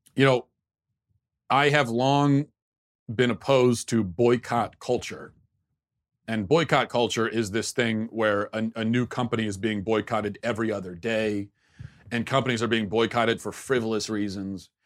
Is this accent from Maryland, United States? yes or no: yes; Maryland, United States; I grew up in Maryland